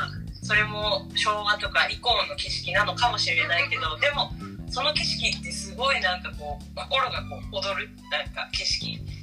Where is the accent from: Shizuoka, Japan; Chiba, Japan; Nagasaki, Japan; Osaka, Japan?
Nagasaki, Japan